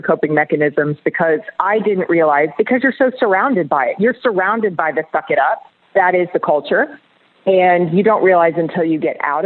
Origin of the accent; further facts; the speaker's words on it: Orlando, Florida, United States; I was born in Orlando. Orlando is my heart.